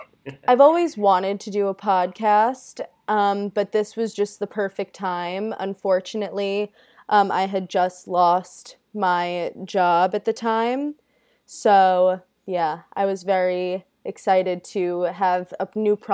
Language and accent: English; Long Island, New York, United States; Yes, I'm from Long Island.